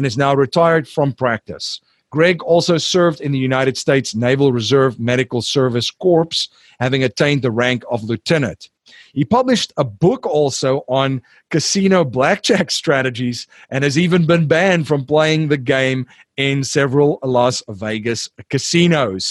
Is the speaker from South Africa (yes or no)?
yes; South Africa; I'm from South Africa